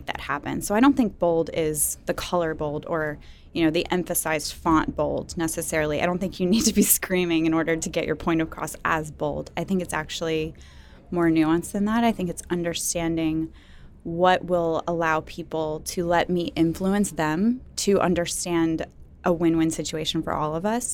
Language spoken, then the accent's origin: English; New Orleans, Louisiana, United States; now in Atlanta, United States; I'm from the South, I'm from New Orleans